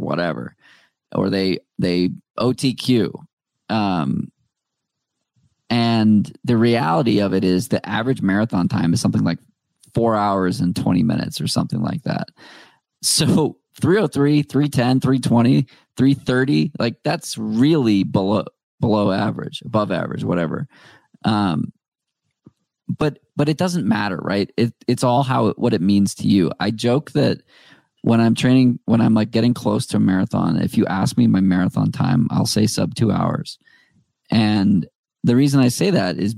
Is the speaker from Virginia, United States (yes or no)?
no; Needham, Massachusetts, United States; also born or lived in Boston; I grew up in Needham, which is the town next to Wellesley